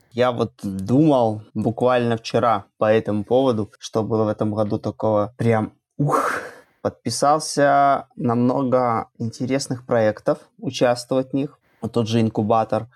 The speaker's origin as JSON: {"language": "Russian", "country": "Belarus", "said": "Я из Беларуси"}